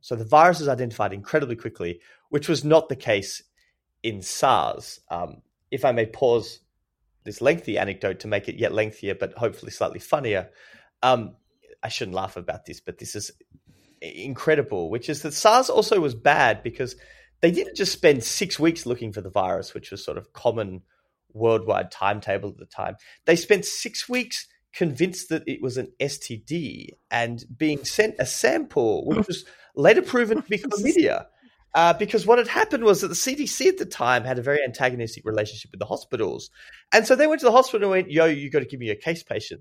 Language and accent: English; Australia; I'm Australian